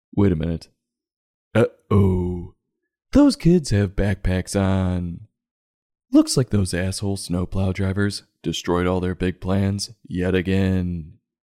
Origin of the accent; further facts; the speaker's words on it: Chicago, Illinois, United States; growing up in Chicagoland